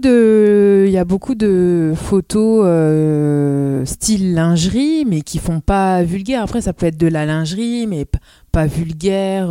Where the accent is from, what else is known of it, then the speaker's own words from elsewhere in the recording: Amiens, Hauts-de-France, France; moved away as an adult; also born or lived in Roubaix; now in Lille, France; je suis née à Amiens